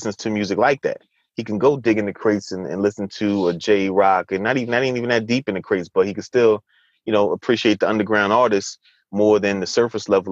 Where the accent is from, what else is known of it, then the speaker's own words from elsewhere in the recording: Orange, New Jersey, United States; I'm from Orange.